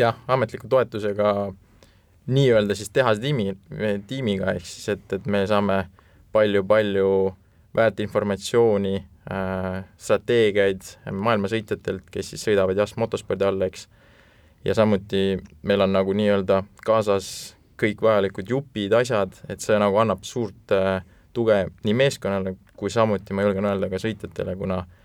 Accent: Estonia; me oleme ikka eestlased

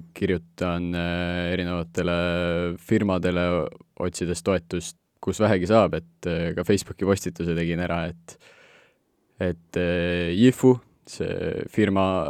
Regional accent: Estonia; Eesti ikkagi on minu kodukoht, et olen varemgi Eestist väljas elanud

